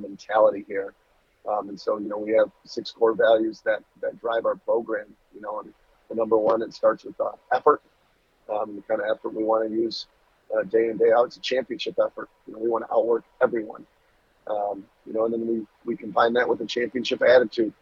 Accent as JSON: {"language": "English", "town": "Chesaning", "region": "Michigan", "country": "United States", "tie": "born or raised there", "said": "Born and raised in Saginaw County"}